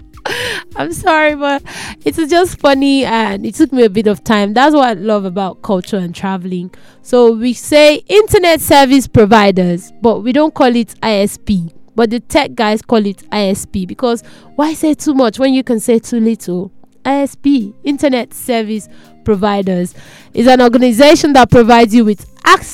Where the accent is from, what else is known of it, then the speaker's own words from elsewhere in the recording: Nigeria; I'm a Nigerian